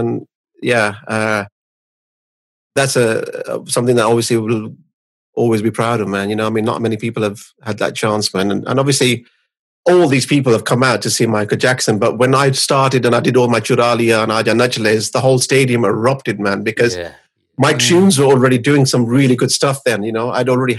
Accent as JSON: {"language": "English", "country": "India", "said": "I came from India, just like the sun."}